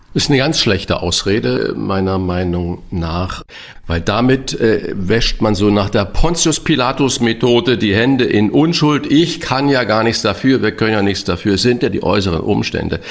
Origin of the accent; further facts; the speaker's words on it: St. Ingbert, Saarland, Germany; in kleinem St. Ingbert, wo ich herkomme, im Saarland